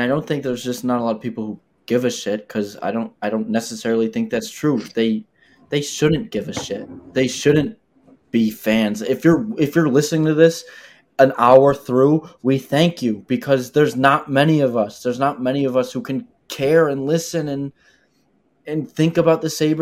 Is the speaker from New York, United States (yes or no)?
yes; Buffalo, New York, United States; we're from Buffalo. We're blue collar.